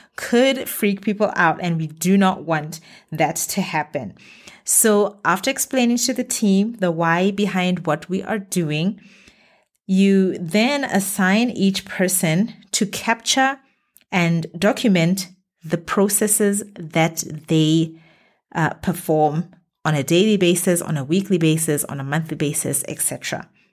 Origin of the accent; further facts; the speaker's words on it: Botswana; moved away as an adult; now in Middle East; my home country, Botswana